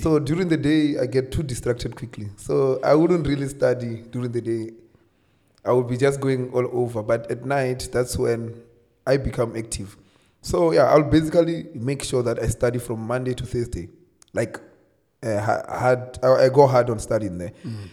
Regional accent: Limpopo, South Africa; also born or lived in Polokwane; I'm from Limpopo. Uh, I grew up from a small village called Madombija.

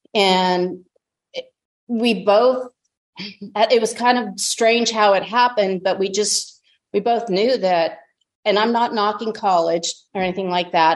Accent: Tucson, Arizona, United States; I was born and raised in Tucson, Arizona

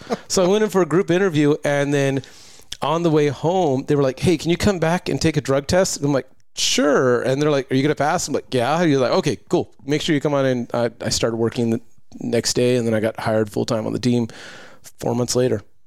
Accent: Lakewood, California, United States; moved away; also born or lived in Long Beach; I grew up in the Lakewood Bellflower area

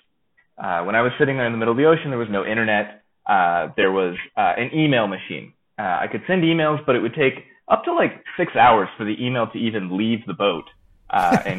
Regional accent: Florida, United States; I'm originally from Florida

